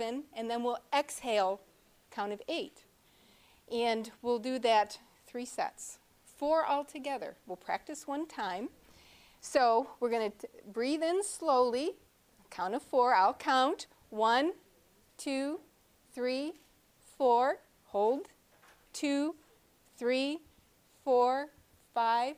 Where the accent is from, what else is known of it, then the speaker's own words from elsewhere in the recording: New York, United States; I'm from New York State.